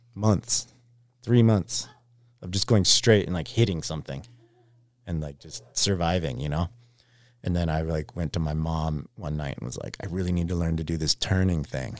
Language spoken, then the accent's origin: English; Anchorage, Alaska, United States; Anchorage, Alaska, just outside of the city